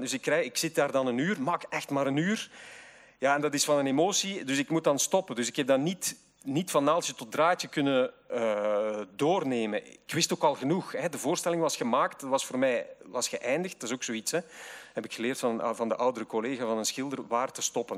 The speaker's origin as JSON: {"language": "Dutch", "town": "Zwijnaarde", "region": "Flanders", "country": "Belgium", "said": "ik kom uit Zwijnaarden, een, een randgemeente van Gent"}